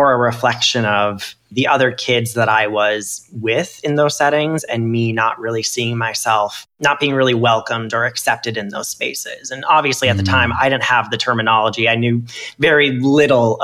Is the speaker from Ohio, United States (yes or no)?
no; Minnesota, United States; moved away; as a kid, because I was raised as a boy, you know, I'm from Minnesota, so hockey